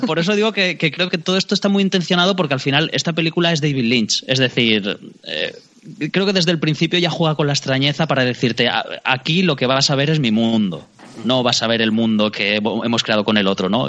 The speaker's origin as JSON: {"language": "Spanish", "town": "Alicante", "region": "Valencian Community", "country": "Spain", "said": "los dos somos de Alicante"}